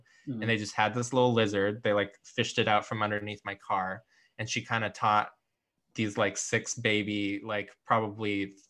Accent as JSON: {"language": "English", "town": "Washington", "region": "District of Columbia", "country": "United States", "tie": "born there", "also_born_or_lived": "San Francisco / Los Angeles", "said": "I don't know if I am technically a West Coast native because I was born in Washington, D.C."}